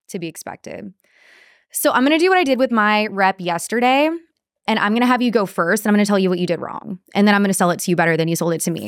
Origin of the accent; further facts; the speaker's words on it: Corpus Christi, Texas, United States; I am from Corpus